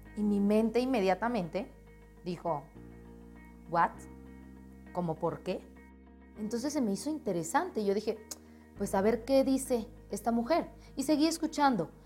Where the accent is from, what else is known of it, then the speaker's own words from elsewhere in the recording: Colombia; moved away as an adult; now in Mexico; Soy colombiana radicada ahora mismo en México por sueños, por un cambio en mi vida